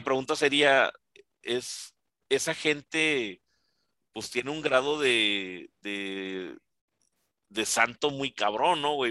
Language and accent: Spanish; Ciudad Juárez, Chihuahua, Mexico; yo que crecí aquí en Juárez